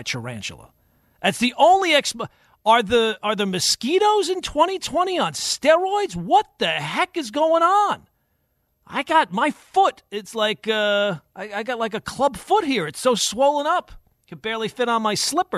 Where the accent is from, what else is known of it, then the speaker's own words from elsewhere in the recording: Long Island, New York, United States; moved away as an adult; now in New Jersey, United States; I grew up on Long Island